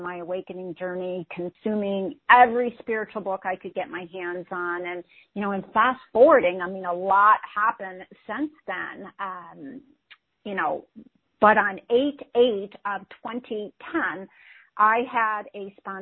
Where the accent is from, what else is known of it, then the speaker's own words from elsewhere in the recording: Midwest, United States; I grew up in the Midwest into a highly dysfunctional family